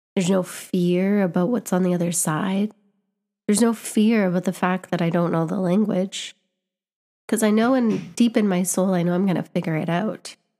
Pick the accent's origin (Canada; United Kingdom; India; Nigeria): Canada; I was born in Canada. I grew up in Canada.